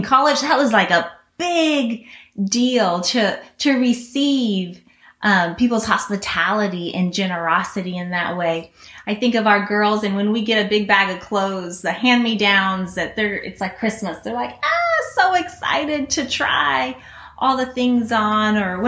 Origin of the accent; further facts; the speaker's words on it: Guinea; I grew up in Guinea, West Africa. Many of you guys know that.